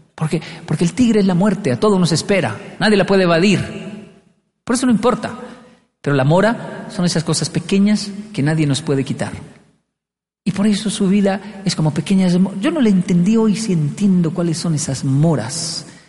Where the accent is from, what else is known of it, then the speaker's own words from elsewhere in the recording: Colombia; moved away; also born or lived in Japan; Yo era más feliz en mi infancia en Colombia, en barrios pobres.